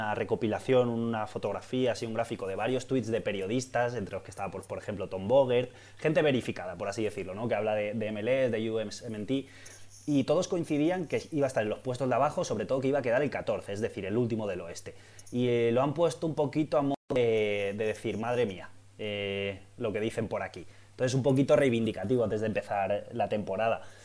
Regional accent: Valencia, Valencian Community, Spain; yo soy de Valencia, yo he nacido en Valencia

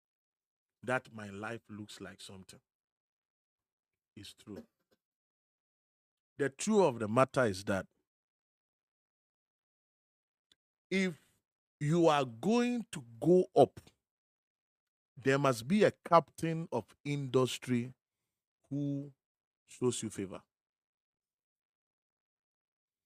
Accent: Akuapem, Eastern Region, Ghana; I'm from Ekuyapim

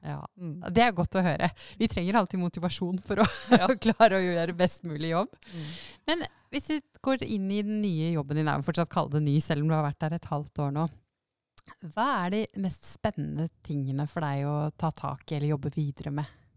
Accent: Lillehammer, Innlandet, Norway; also born or lived in Oslo; now in Drammen, Norway; jeg kommer fra Lillehammer, som var sånn småbyarnsidyll

